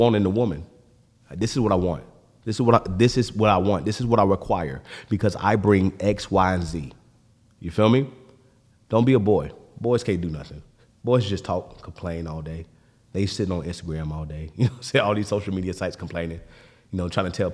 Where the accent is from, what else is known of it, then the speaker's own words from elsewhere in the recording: Florida, United States; I'm from Florida